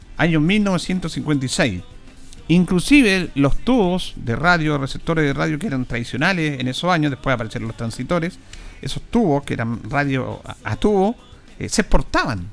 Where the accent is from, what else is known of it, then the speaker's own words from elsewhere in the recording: Chile; Todos somos chilenos